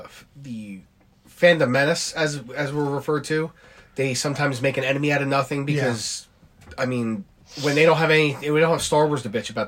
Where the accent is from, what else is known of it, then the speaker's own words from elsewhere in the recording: Philadelphia area, Pennsylvania, United States; I'm from the Philadelphia area.